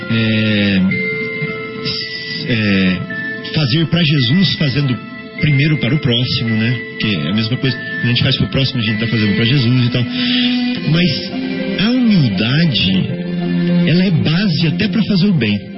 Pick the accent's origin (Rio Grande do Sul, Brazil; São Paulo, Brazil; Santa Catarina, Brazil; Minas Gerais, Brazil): Minas Gerais, Brazil; Barbacena; also born or lived in Santa Rita do Sapucaí; quando eu era criança, lá em Barbacena.